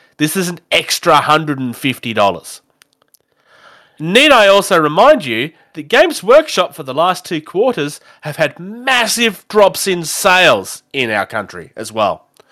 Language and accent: English; Australia; I'm an Australian